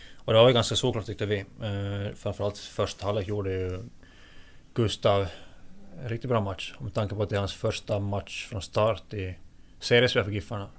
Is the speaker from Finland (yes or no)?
yes; Finland; jag är finlandssvensk och väldigt, väldigt finlandssvensk så sett att min... Eh, min eh, finska språkkunskap är väldigt mycket sämre än min svenska